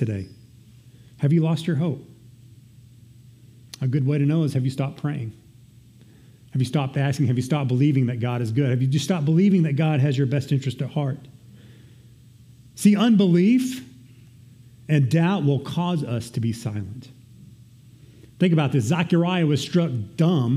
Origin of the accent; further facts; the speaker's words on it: Texas, United States; I'm Texan